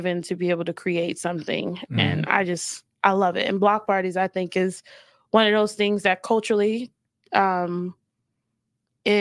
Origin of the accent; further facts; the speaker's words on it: Fort Lauderdale, Florida, United States; moved away as an adult; now in Salt Lake City, United States; Growing up in Florida was tough